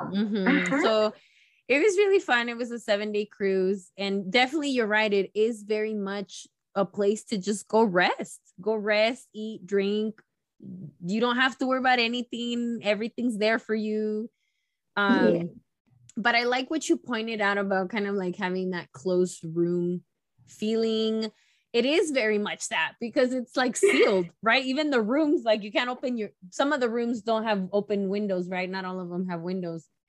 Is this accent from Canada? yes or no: no; Mexico; moved away; I was born in in Mexico and it took me many years to be able to go back